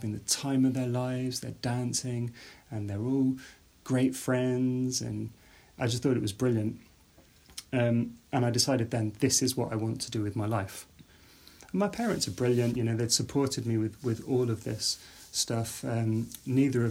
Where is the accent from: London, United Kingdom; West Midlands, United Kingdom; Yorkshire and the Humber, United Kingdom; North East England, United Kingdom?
West Midlands, United Kingdom; outside Birmingham; I grew up outside Birmingham.